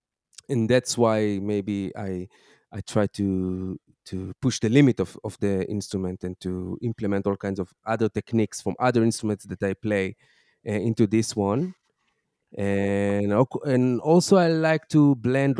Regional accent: Tel Aviv, Tel Aviv District, Israel; I grew up in Tel Aviv, but as my first boy was born, we changed the direction.

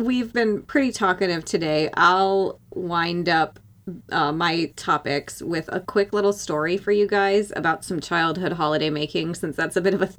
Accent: North Dakota, United States; I made a shoebox look kind of like a lake, like an ice fishing lake, because I'm from North Dakota.

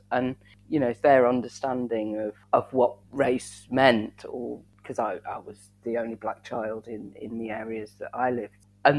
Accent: Southampton, South East England, United Kingdom; born there; growing up in such a very white area. Although when I was born in Southampton, which is quite diverse, but we moved away.

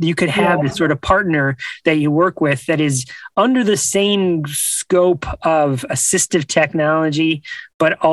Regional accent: Buffalo, New York, United States; I grew up in New York. I grew up in Buffalo

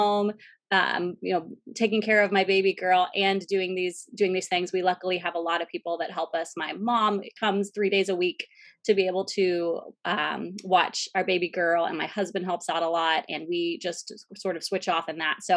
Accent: Central Florida, United States; I moved back to my hometown in Central Florida

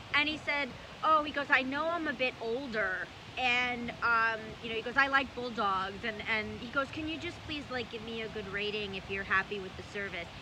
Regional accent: New York City, New York, United States; When I was growing up in Brooklyn

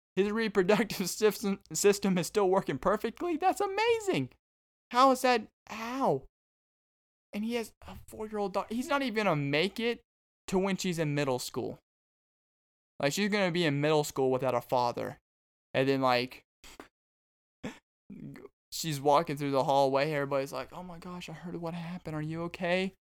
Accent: Arkansas, United States; now in Texas, United States; I'm from Arkansas, but I came down to Texas

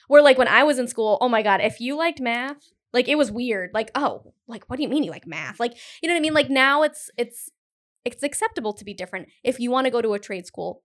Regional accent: Cumberland, Rhode Island, United States; I grew up in Cumberland

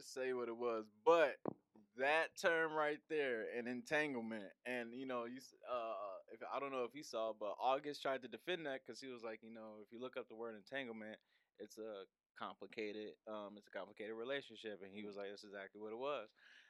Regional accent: Philadelphia, Pennsylvania, United States; Like, I grew up in Philly. She grew up in Baltimore. Like, we grew up around bullets and stuff, yeah, like real danger.

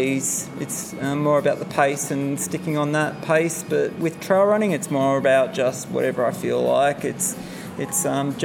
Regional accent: Sydney, New South Wales, Australia; also born or lived in Wollongong / Bundeena / Strathfield; now in Woodford, Australia; I grew up in Cogra, so in St. George Dragons territory

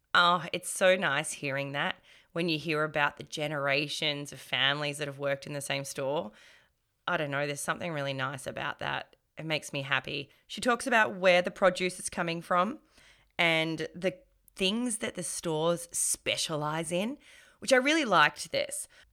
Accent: Melbourne, Victoria, Australia; born and raised in Melbourne

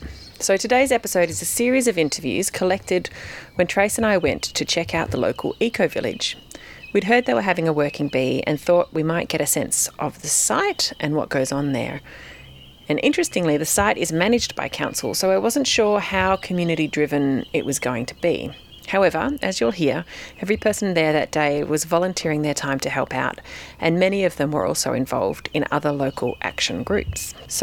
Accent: Castlemaine, Victoria, Australia; my hometown in Castlemaine.

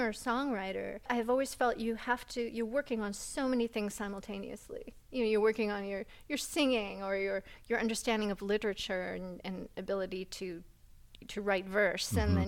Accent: New England, United States; also born or lived in Hudson Valley; growing up in New England

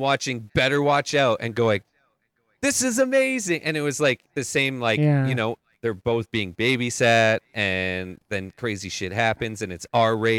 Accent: Calgary, Alberta, Canada; I'm from Calgary, which is like very close to where like

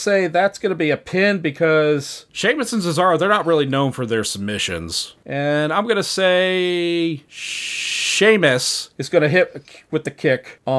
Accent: United States; I'm American. I don't have a good education.

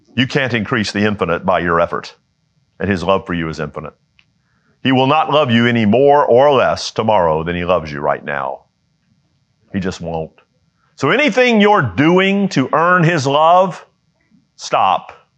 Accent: United States; I was born in the United States

